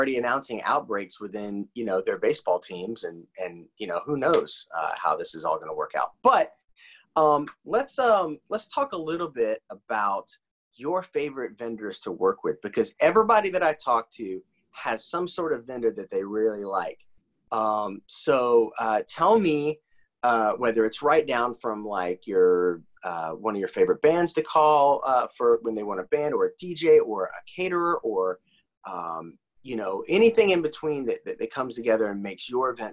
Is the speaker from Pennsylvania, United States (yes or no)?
no; Indiana, United States; moved away; I'm from Indiana originally